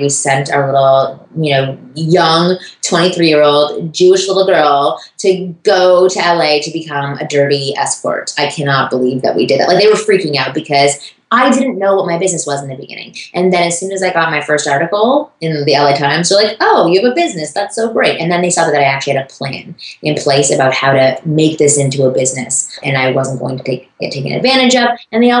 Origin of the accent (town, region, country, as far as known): Toronto, Ontario, Canada; born or raised there